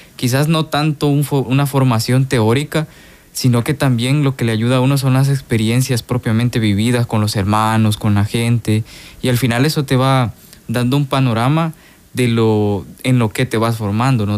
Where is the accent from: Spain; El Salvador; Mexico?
El Salvador; Soyapango, San Salvador; moved away as an adult; now in Guatemala; soy de aquí del Salvador, del municipio de, de Soyapango